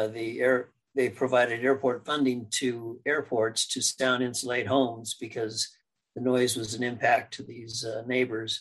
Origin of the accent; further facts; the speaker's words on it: Arcadia, California, United States; also born or lived in Pasadena, California / Glendora, California / Temple City, California; when I was in third grade, I believe it was, third grade, we moved to Temple City, which was on the border of the Arcadia School District versus the El Monte School District, because my dad wanted us in the Arcadia School District. So I went to Arcadia Schools along the way